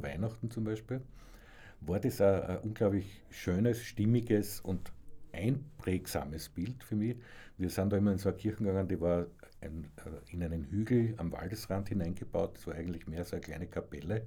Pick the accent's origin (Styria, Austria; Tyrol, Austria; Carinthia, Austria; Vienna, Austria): Styria, Austria; Graz; moved away; also born or lived in Salzburg; ich bin ja dann später von Graz nach Salzburg gezogen